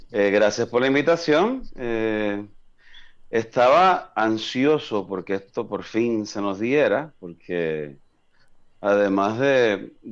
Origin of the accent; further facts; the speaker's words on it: Arizona, United States; born there; Yo nací, yo nací en {S1} una base {S2} militar en Arizona, eh, porque mi papá era, era militar para ese tiempo.